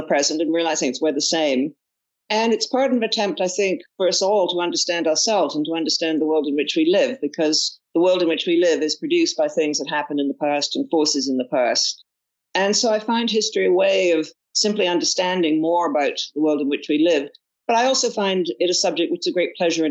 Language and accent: English; Toronto, Ontario, Canada; also born or lived in Oxford, United Kingdom; Well, I'm a Canadian, and I grew up in Canada